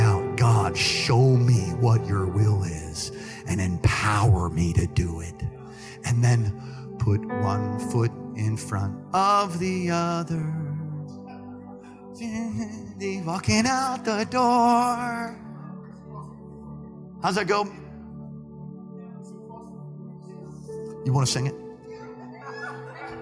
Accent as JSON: {"language": "English", "town": "New York City", "region": "New York", "country": "United States", "said": "I'm from Brooklyn"}